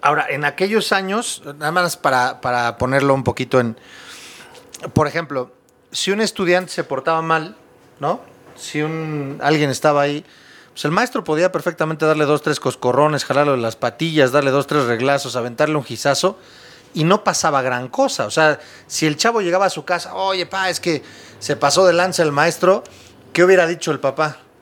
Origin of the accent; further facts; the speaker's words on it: Mexico; Nosotros como mexicanos